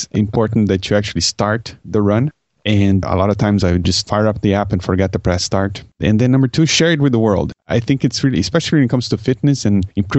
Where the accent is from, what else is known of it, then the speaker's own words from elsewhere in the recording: Brazil; English is a second language; now in Canada; I grew up in Brazil